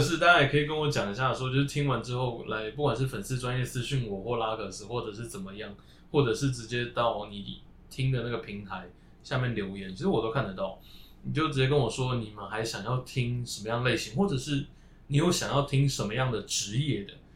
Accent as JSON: {"language": "Chinese", "country": "Taiwan", "tie": "born or raised there", "said": "一个在中国生活过十多年的台湾人"}